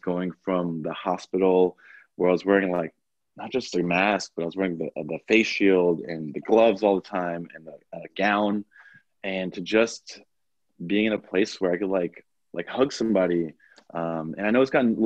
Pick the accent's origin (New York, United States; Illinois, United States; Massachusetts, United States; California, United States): New York, United States; Long Island; also born or lived in Washington, D.C.; I'm from New York. I grew up, born and raised in Long Island, in New York.